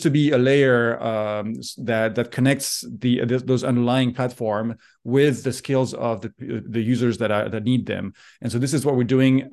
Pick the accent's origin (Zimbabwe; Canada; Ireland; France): France; moved away as an adult; also born or lived in Geneva, Switzerland; now in United States; I'm originally from France. I grew up there, went to school there.